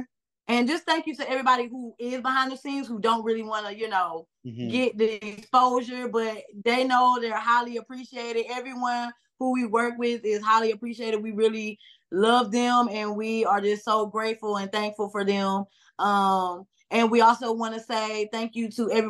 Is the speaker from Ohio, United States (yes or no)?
no; Clayton County, Georgia, United States; We're from Georgia, Clay Cole.